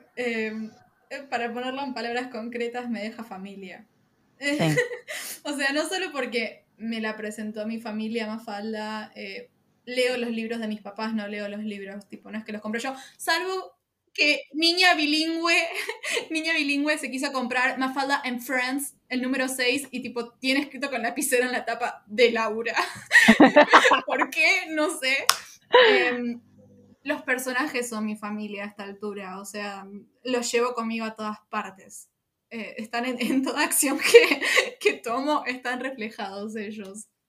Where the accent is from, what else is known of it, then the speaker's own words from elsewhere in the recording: Argentina; Mi país, mi país